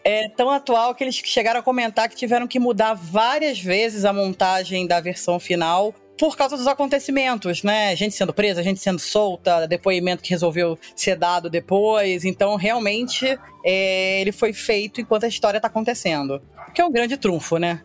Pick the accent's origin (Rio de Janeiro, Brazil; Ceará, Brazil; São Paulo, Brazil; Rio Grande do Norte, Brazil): Rio de Janeiro, Brazil; Eu, como boa carioca, estou acostumada a esse tempinho